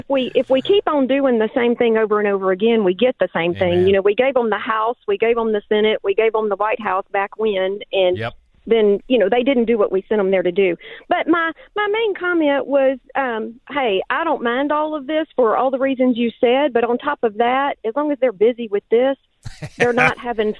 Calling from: Texas, United States; He's our brand new District 8 over here.

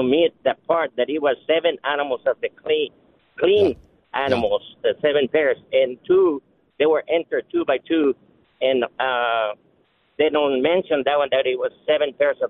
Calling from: West Texas, United States; I'm calling from West Texas.

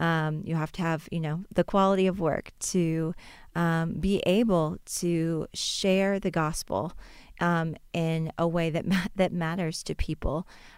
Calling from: Boone, North Carolina, United States; I am calling in today from Boone, North Carolina.

